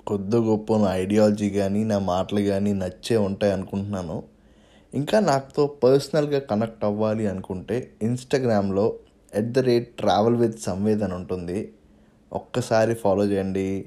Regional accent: Visakhapatnam, Andhra Pradesh, India; మేము వైజాగ్ నుంచి అంటే వెంటనే మీకు తెలుగు వస్తుంది అని చెప్పి అన్నాడు వస్తుంది భయ్యా అన్నాను

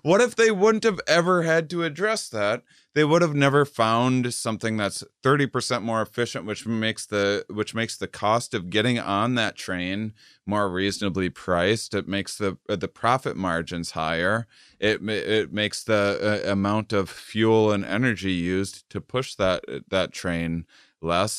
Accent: Wisconsin, United States; moved away; also born or lived in Texas; I'm from Wisconsin.

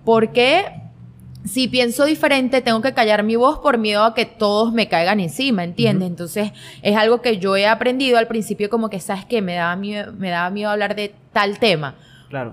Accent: Guanare, Portuguesa, Venezuela; yo nací aquí en Guanare, okay. tengo 25 años, y siempre me he creado acá en Guanare

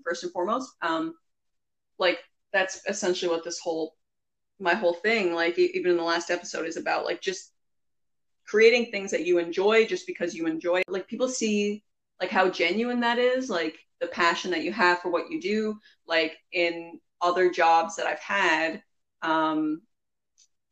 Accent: Newfoundland and Labrador, Canada; you can probably hear our accents. Anyway, we're from Newfoundland.

